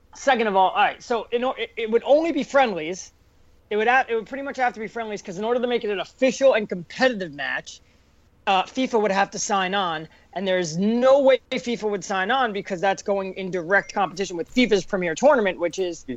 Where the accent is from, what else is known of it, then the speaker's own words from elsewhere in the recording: United States; me, who's American and uh, um, well, I mean, we're all American